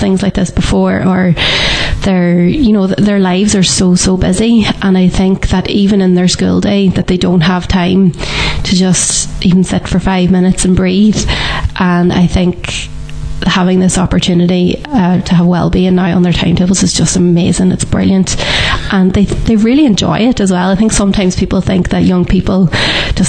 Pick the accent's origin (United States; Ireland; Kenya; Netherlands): Ireland; as Irish people, we just don't stop